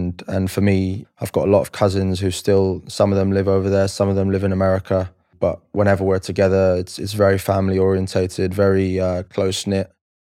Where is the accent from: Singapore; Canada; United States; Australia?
Singapore; also born or lived in Philippines; So growing up, I grew up in Asia, born in the Philippines, lived there for 7-8 years, then moved to Singapore when I was 8 or 9.